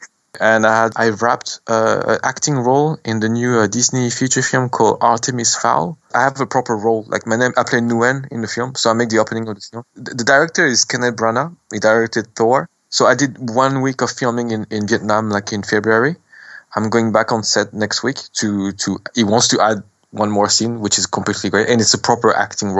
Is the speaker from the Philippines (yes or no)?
no; France; accent: French; English is a second language; also born or lived in Cambodia; my French accent